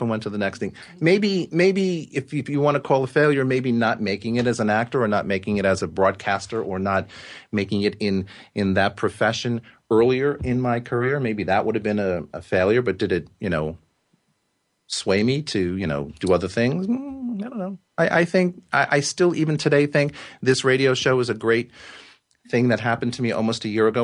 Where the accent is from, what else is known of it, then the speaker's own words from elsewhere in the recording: Yonkers, New York, United States; also born or lived in Carmel, New York; I was born in Yonkers, which is a large city just north of Manhattan.